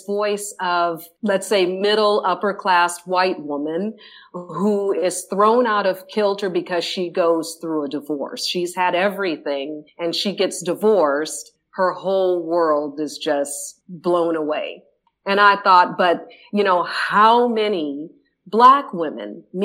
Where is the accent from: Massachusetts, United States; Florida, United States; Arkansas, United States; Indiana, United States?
Indiana, United States; Indianapolis; moved away as an adult; also born or lived in Netherlands; I am originally from Indianapolis, Indiana